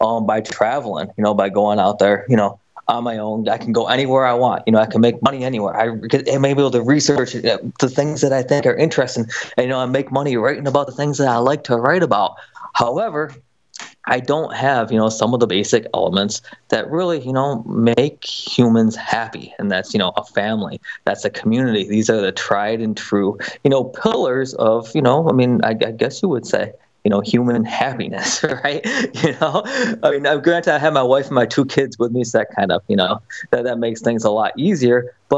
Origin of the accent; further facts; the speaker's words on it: Buffalo, New York, United States; You know, I grew up in Buffalo, New York. You know, we love the Bills, and you know, watching the games is always something that me and my family would do together.